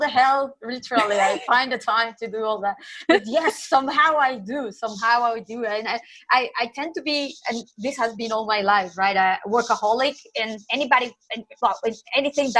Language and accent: English; Nicaragua; moved away as an adult; now in Santander, Spain; I am from Nicaragua, but I have been living in Spain since 2007